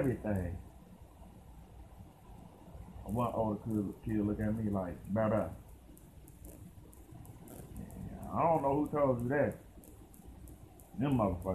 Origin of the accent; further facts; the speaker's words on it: Dayton, Ohio, United States; accent: country; I had that little country kind of accent. I'm from Dayton, Ohio